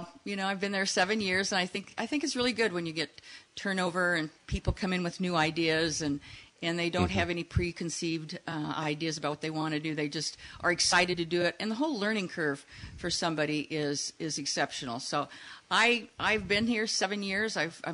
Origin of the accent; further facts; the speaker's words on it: Nebraska, United States; moved away as an adult; now in Saugatuck, United States; Born and raised there, and then we moved here about 14 years ago because of grandkids.